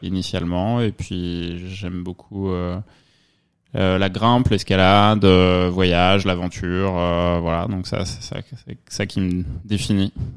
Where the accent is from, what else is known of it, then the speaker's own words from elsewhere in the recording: Provence-Alpes-Côte d'Azur, France; moved away as an adult; also born or lived in Normandy / Lyon / Paris; now in New York, United States; Je suis né en Normandie, j'ai vécu en Provence et, puis après mes études à Lyon